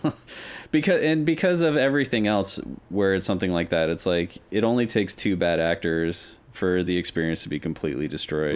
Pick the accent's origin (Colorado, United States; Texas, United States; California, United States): Colorado, United States; Denver; having grown up in the West, I'm from Denver